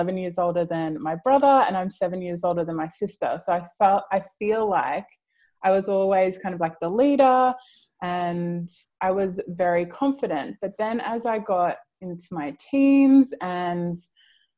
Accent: Mildura, Victoria, Australia; Mildura, which is a small town where I grew up

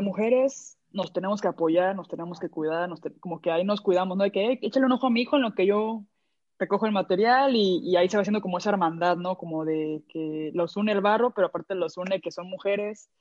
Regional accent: Mexico; yo soy de México

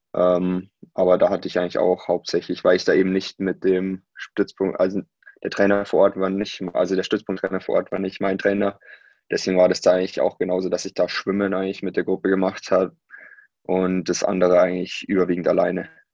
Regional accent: Unterwössen, Bavaria, Germany; moved away as an adult; also born or lived in Munich / Saarbrücken; now in Nuremberg, Germany; Ich selber bin dann in München geboren ähm, und bin da aufgewachsen an mehreren Orten, ähm, aber dann hauptsächlich äh, in Unterwössen.

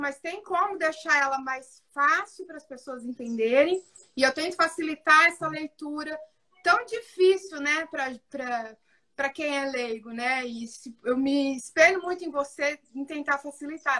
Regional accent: São José do Rio Preto, São Paulo, Brazil; sou de São José do Rio Preto

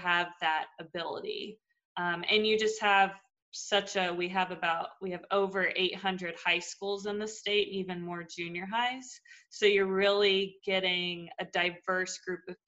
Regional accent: Fayetteville, Arkansas, United States; moved away as an adult; now in Ohio, United States; I'm from Fayetteville, Arkansas.

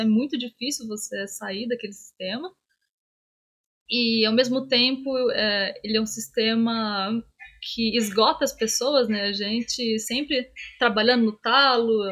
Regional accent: Minas Gerais, Brazil; eu sou mineira

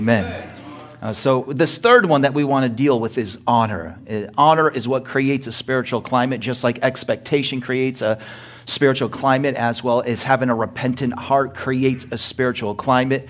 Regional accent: United States; I was born in America

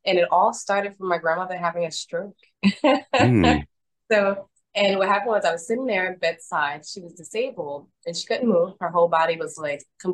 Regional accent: New York City, New York, United States; moved away as an adult; also born or lived in Florida; I grew up here in Brooklyn.

